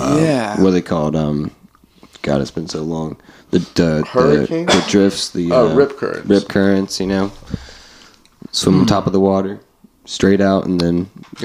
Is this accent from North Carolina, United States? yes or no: yes; Wilmington, North Carolina, United States; I grew up in Wilmington